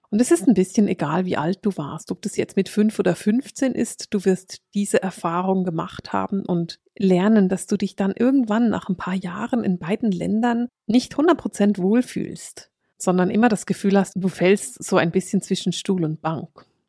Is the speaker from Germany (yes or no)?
no; Bern, Switzerland; Ich bin in Bern aufgewachsen und hänge an meinen Berner Bands